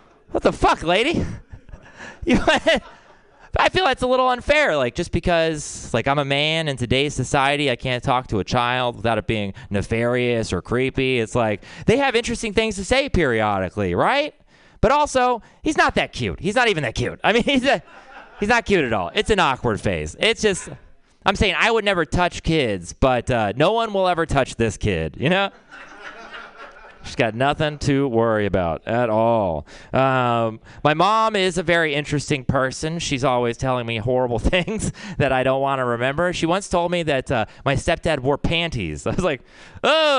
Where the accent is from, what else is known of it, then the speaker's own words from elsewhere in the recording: Texas, United States; I'm from Texas